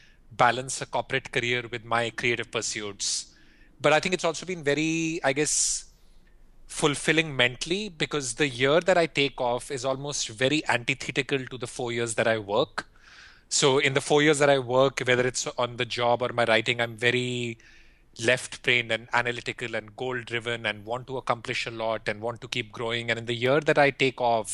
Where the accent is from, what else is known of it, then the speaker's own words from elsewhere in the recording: India; moved away as an adult; also born or lived in Philippines / Singapore / Europe; I grew up in India and I went to school in India, business school in India